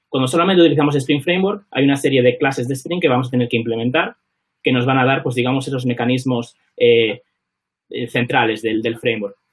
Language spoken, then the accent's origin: Spanish; Vigo, Galicia, Spain; moved away as an adult; now in London, United Kingdom; soy vigués